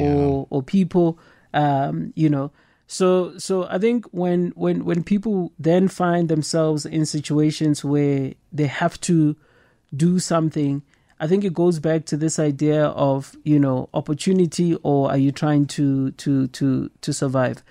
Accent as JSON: {"language": "English", "town": "Soweto", "region": "Gauteng", "country": "South Africa", "tie": "born or raised there", "said": "coming from the township, I grew up in Soweto"}